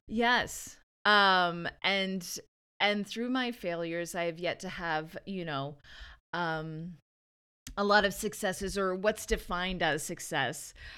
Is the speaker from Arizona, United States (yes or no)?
yes; Verde Valley, Arizona, United States; I'm from Arizona, the Verde Valley.